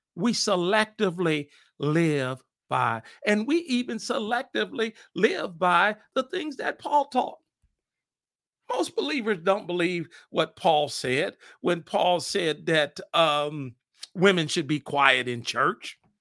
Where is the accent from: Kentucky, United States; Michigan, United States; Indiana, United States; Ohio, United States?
Indiana, United States; Fort Wayne; moved away as an adult; now in Indianapolis, United States; Fort Wayne, Indiana, my hometown